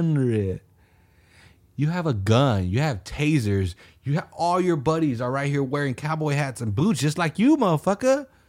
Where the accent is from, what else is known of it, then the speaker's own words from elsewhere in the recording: Sweden; I'm from Sweden, I'm friendly, I don't know what to do.